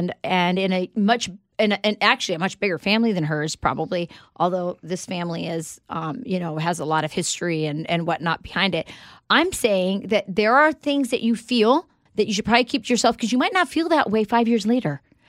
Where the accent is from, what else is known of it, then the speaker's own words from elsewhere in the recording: United States; I'm an American.